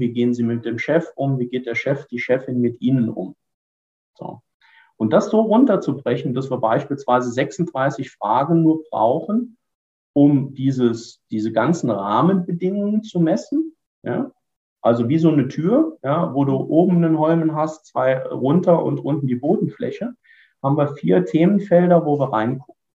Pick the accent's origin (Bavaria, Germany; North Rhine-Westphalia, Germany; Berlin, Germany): North Rhine-Westphalia, Germany; Ruhr area; als Ruhrpottler